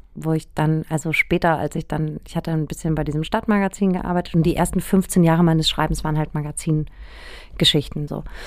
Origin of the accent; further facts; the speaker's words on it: Aschaffenburg, Bavaria, Germany; Aschaffenburg, wo ich aufgewachsen bin